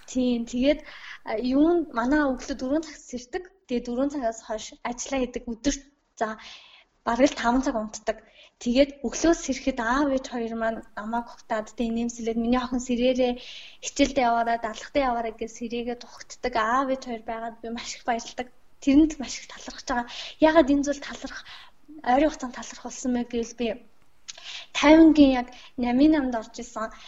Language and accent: Mongolian; Mongolia; би Монгол орнд төрсөндөө бас Монгол сурч байгаадаа маш их талархаж байгаа.